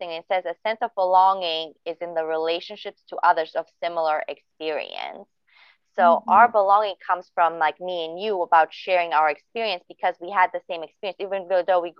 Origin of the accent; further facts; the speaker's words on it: Bosnia & Herzegovina; born there; also born or lived in Germany; Yes, I was born in Bosnia, but I didn't really feel like uh, an attraction to that country or anything.